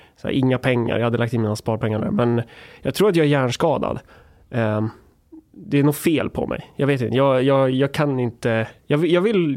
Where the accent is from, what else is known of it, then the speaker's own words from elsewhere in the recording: Närke, Örebro County, Sweden; jag är från Närke